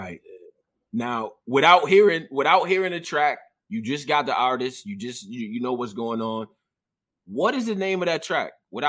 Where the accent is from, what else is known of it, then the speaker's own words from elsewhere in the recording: Rochester, New York, United States; moved away; I'm from Rochester